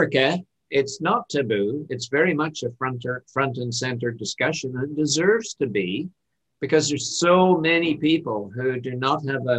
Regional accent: Ireland; now in Canada; My home country is Ireland, and I'm an immigrant to Canada

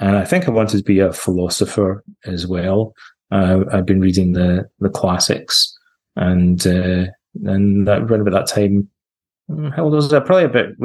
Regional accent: Ayr, Scotland, United Kingdom; now in Montreal, Canada; Where I grew up was in Scotland, in Ayr, on the west coast of Scotland, near Glasgow

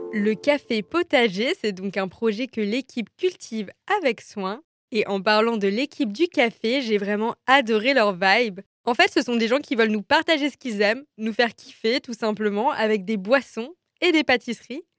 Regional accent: Strasbourg, Grand Est, France; moved away as an adult; also born or lived in Lyon; une petite Strasbourgeoise qui a passé deux ans à Lyon et qui avait bien besoin de retrouver ses racines. Cette petite Strasbourgeoise, c'est moi

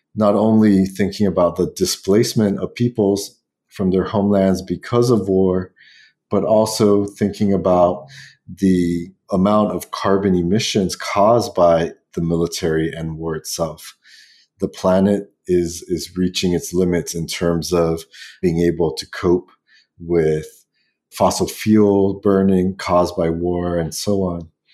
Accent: Guam; I was born on the small western Pacific island of Guam

